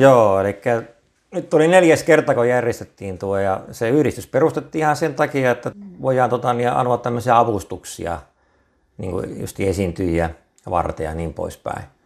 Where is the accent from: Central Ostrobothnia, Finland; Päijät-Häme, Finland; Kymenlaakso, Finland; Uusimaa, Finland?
Central Ostrobothnia, Finland; Kokkola; moved away as an adult; now in Lehtimäki, Finland; Mä oon Kokkolasta, ihan syntyperäinen kokkolalainen